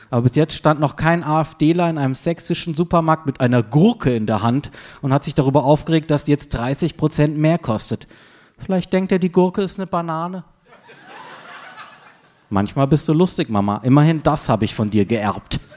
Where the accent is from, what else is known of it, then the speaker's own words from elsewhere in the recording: Freiburg, Baden-Württemberg, Germany; now in Berlin, Germany; Meine Mutter ruft aus meiner Heimatstadt Freiburg an.